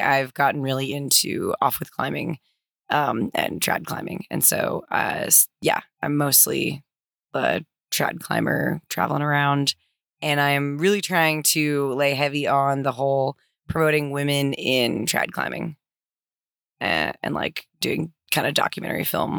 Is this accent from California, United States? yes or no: yes; Santa Cruz, California, United States; I am originally from Santa Cruz, California